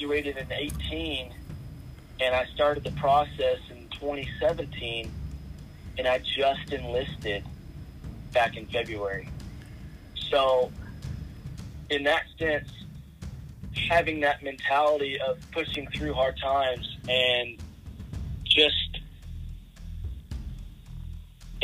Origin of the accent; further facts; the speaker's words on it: Hydro, Oklahoma, United States; I'm from Hydro, Oklahoma